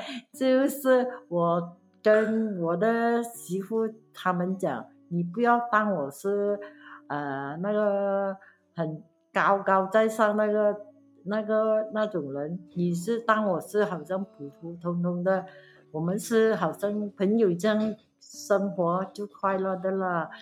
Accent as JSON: {"language": "Chinese", "region": "Pahang", "country": "Malaysia", "tie": "born or raised there", "said": "我在，呃，巴夯出生的"}